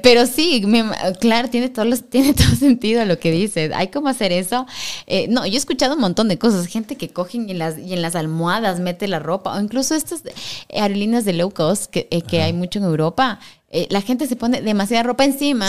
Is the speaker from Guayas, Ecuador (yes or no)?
no; Quito, Pichincha, Ecuador; soy quiteña ya, pues aquí soy así también